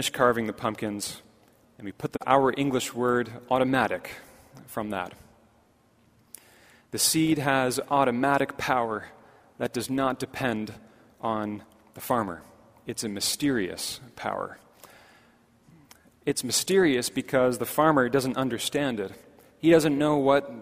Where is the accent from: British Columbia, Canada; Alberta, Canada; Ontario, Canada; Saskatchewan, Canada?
Ontario, Canada; Markham; when I was growing up in Markham